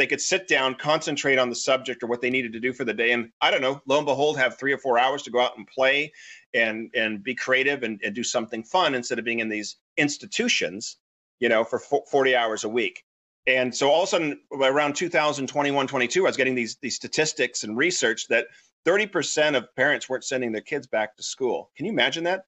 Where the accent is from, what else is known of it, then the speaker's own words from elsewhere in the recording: Newport Beach, California, United States; I grew up in Newport Beach, California.